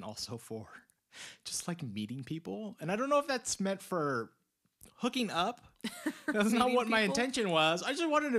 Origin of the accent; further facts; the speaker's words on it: California, United States; now in Boise, United States; I'm from California originally. And for context, we live in Boise, Idaho.